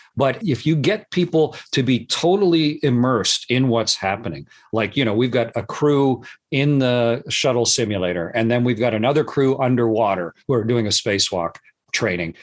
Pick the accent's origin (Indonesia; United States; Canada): Canada; I'm Canadian